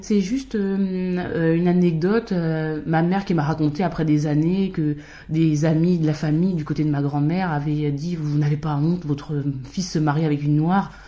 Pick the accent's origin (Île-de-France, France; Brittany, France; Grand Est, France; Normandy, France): Île-de-France, France; Val-d'Oise; j'ai grandi dans le 95.